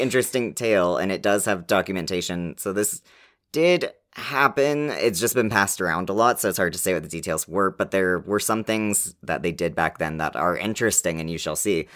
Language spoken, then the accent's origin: English; Canada; We're Canadian